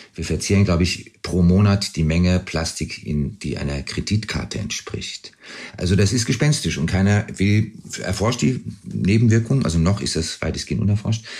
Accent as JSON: {"language": "German", "town": "Pittsburgh", "region": "Pennsylvania", "country": "United States", "tie": "born or raised there", "also_born_or_lived": "Frankfurt, Germany", "moved": "yes", "said": "Ich bin in Frankfurt geboren, in Pittsburgh aufgewachsen"}